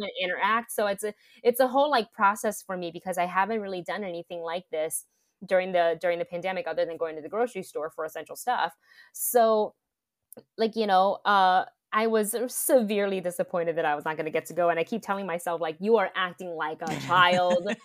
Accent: Taiwan; moved away; growing up in Taiwan

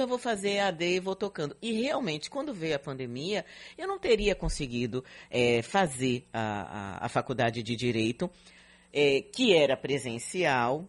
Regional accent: São Paulo, Brazil; now in Salvador, Brazil; eu morava na Zona Leste, eu sou da é Penha

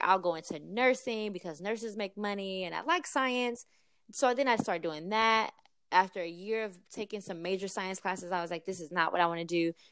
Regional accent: East St. Louis, Illinois, United States; I was actually born and raised in East Saint Louis, Illinois

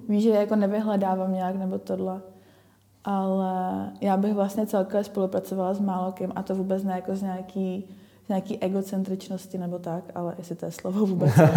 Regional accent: Ostrava, Moravian-Silesian Region, Czechia; Já jsem z Ostravy

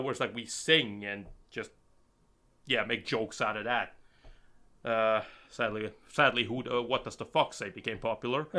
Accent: Bergen, Vestland, Norway; I'm from Norway, and uh, I'm from Bergen, Norway

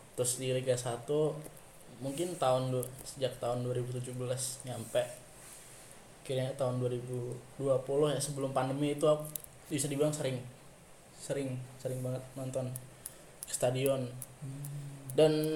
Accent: Semarang, Central Java, Indonesia; aku sendiri asal kota kebanggaanku Semarang

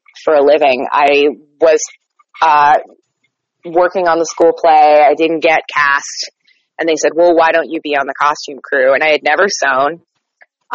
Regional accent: Panama City, Florida, United States; I am from the Florida Panhandle, Panama City, Florida

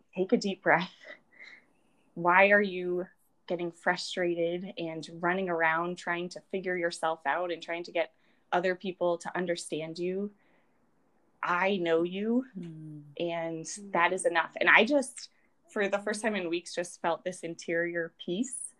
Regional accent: Rhode Island, United States; now in South Bend, United States; I am from Rhode Island.

